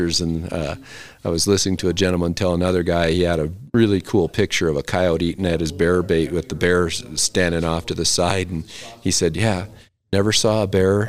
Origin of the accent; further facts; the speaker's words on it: South Dakota, United States; moved away; I grew up in South Dakota, so I have to go back there every year.